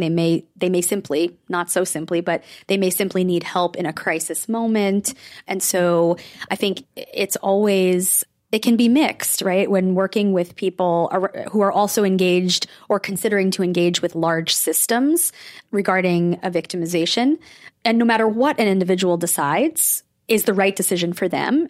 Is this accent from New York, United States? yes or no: yes; Rockland County, New York, United States; I grew up in Rockland County.